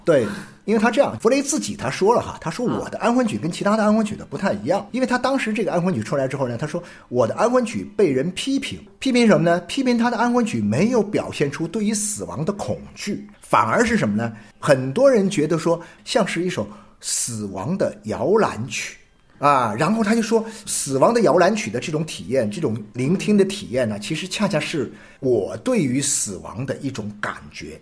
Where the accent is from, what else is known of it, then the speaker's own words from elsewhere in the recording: China; 我们中国人很多时候很难理解的